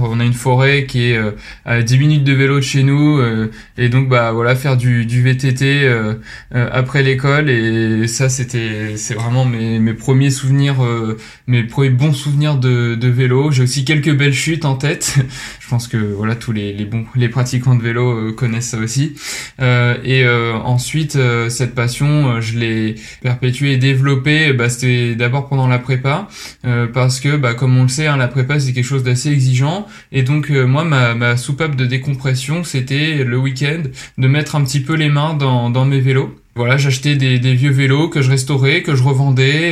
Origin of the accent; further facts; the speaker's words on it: Rouen, Normandy, France; moved away as an adult; also born or lived in Lyon; je viens de Rouen. J'y ai fait bah, toute mon, enfance et ma scolarité jusqu'à la, prépa